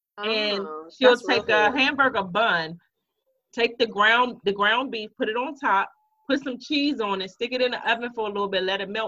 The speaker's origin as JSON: {"language": "English", "town": "Landover", "region": "Maryland", "country": "United States", "tie": "born or raised there", "said": "where we grew up at in Landover, we lived literally in an apartment complex"}